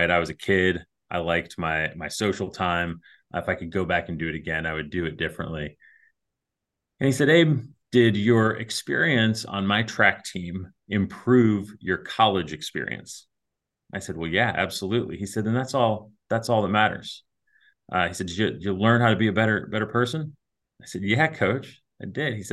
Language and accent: English; Cleveland, Ohio, United States; born there; also born or lived in Kentucky; I was born in Cleveland, Ohio. Grew up kind of moving around a lot, Ohio, Kentucky, a couple other states